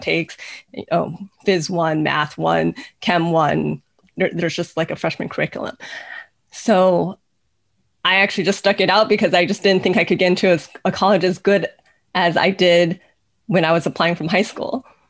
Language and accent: English; United States; I'm Chinese American